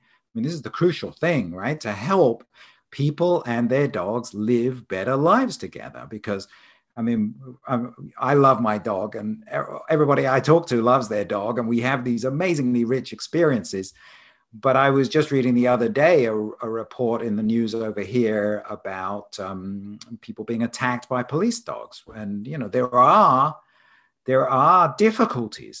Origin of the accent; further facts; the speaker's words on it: Isle of Wight, South East England, United Kingdom; moved away as an adult; also born or lived in London / Edinburgh; now in Arizona, United States; I was born on the Isle of Wight off the south coast there.